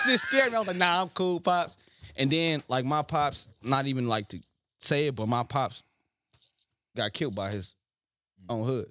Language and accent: English; Los Angeles, California, United States; put my city in my name